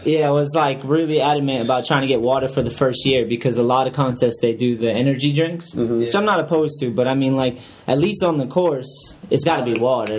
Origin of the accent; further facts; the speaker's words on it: New Bedford, Massachusetts, United States; also born or lived in New Hampshire; I grew up in New Bedford, that area